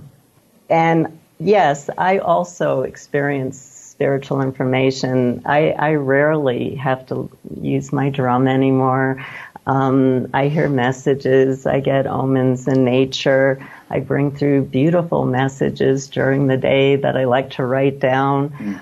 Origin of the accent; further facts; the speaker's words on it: New York, United States; also born or lived in California; now in Santa Fe, United States; I grew up in New York